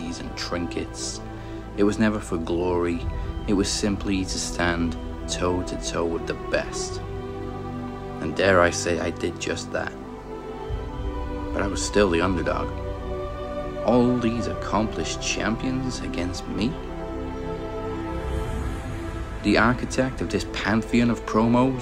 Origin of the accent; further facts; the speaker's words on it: Wales, United Kingdom; being Welsh, we're always the underdogs